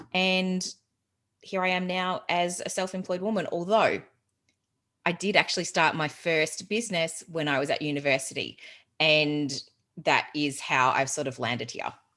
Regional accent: Geelong, Victoria, Australia; moved away as an adult; also born or lived in Melbourne, Australia / England; I'm originally from Geelong

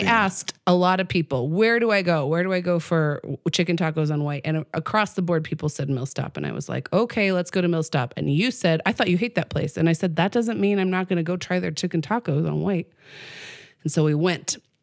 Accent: Pueblo, Colorado, United States; I grew up in Pueblo

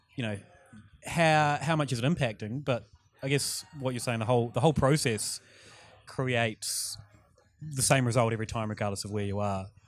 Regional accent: New Zealand; moved away; my, my pub back home in New Zealand

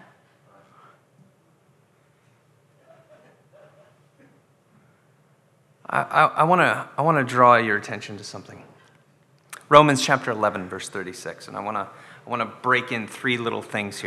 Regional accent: Scotland, United Kingdom; I'm Scottish

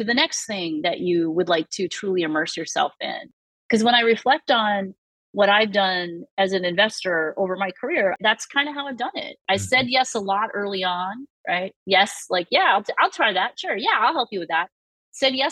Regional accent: Massachusetts, United States; I'm from Massachusetts.

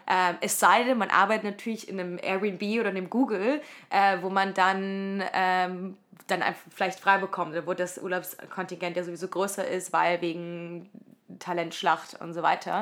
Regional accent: Leipzig, Saxony, Germany; moved away as an adult; also born or lived in Cologne; in Leipzig, wo ich aufgewachsen bin

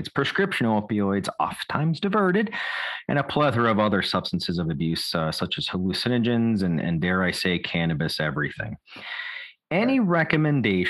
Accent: West Virginia, United States; my hometown in wild and wonderful West Virginia

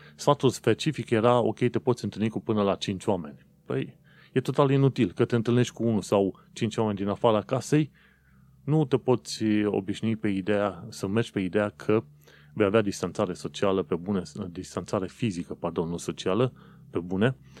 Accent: Romania; eu sunt român

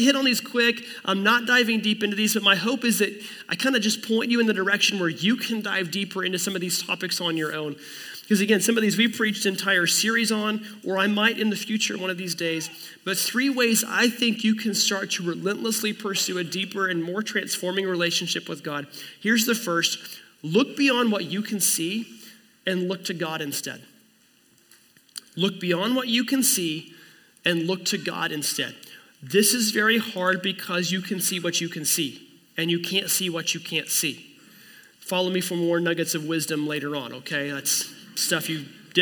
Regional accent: Oklahoma, United States; I was born in Oklahoma in 1982 to a man named Kelly and a woman named Kathleen

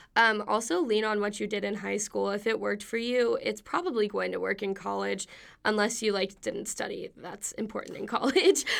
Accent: Wichita Falls, Texas, United States; moved away as an adult; I am from Wichita Falls, Texas

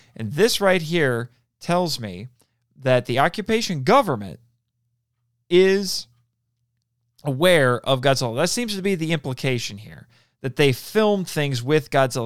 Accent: United States; I'm also an American

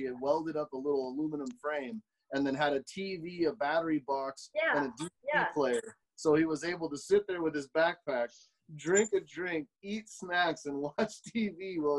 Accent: United States; I love to say I'm an American

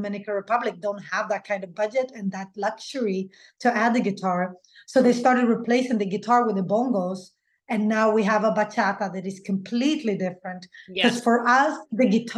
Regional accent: Sweden; English is a second language; My parents are Latin American, but they didn't teach me Spanish. So I had to learn in school with the Swedish kids

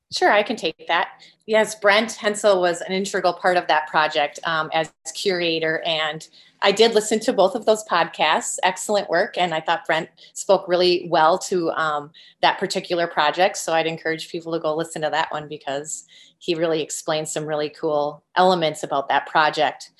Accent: Green Bay, Wisconsin, United States; also born or lived in Northfield, Minnesota; I am a Green Bay native, born and raised in Green Bay, Wisconsin, lifelong Packers fan

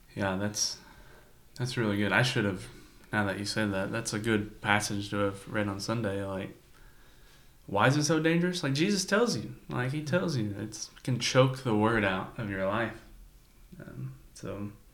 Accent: United States; as Americans

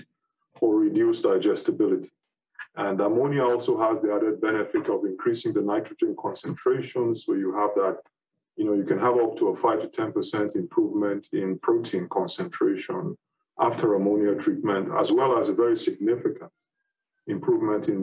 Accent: Nigeria; moved away as an adult; also born or lived in United Kingdom; I'm a Nigerian originally

